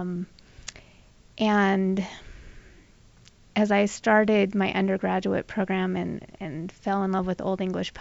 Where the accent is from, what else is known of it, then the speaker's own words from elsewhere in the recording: Southern California, United States; I grew up in Southern California